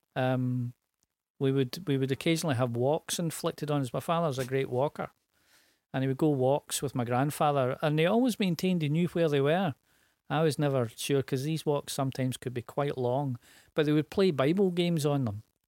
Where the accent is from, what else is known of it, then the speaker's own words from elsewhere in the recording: Glasgow, Scotland, United Kingdom; East End of Glasgow. Grew up in a tenement.